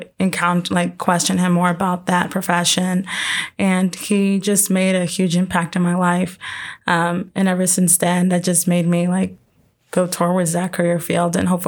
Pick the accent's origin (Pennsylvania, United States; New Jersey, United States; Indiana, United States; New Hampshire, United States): Indiana, United States; Indianapolis; So I'm down from Indy, born and raised down in Indy.